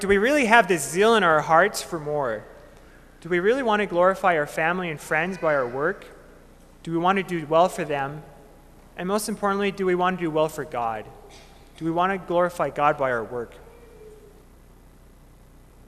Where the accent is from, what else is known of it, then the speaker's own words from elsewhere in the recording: Minot, North Dakota, United States; moved away as an adult; now in Bismarck, United States; I'm from Minot, North Dakota